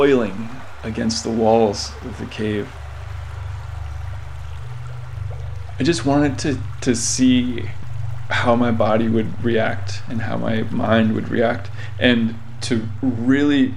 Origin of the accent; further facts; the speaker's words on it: Providence, Rhode Island, United States; I grew up in Providence, Rhode Island, and the summer I turned 16, I discovered an abandoned train tunnel that ran almost directly beneath my house.